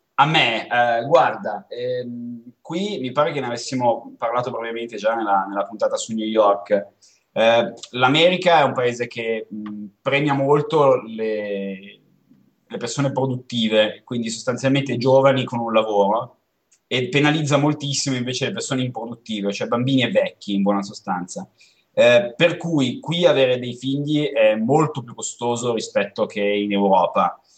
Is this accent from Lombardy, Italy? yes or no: yes; Como, Lombardy, Italy; moved away; noi veniamo da Como, quindi una città dove c'è nebbia e freddo